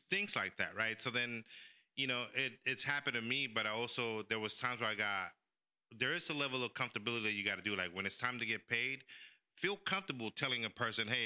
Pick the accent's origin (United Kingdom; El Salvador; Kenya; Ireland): El Salvador; born there; I was born in El Salvador, so my mom opened a bunch of Mexican restaurants in, in San Francisco.